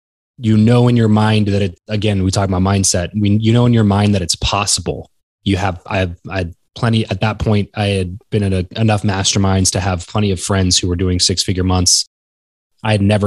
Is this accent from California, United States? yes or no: yes; Southern California, United States; moved away; where I grew up in Southern California